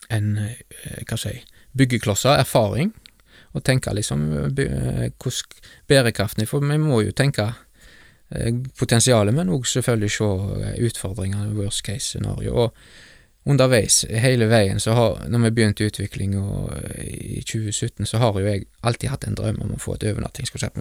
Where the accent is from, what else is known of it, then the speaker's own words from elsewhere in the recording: Bømlo, Vestland, Norway; Gullveggen gardstun der jeg vokste opp